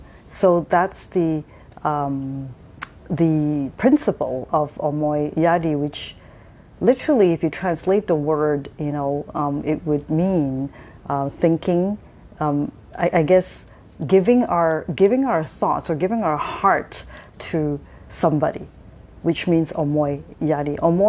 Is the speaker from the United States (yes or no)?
no; Japan; those of you who know me would remember that I have spent my first my adolescent years in Japan. So I pretty much grew up in Japan as a young adult.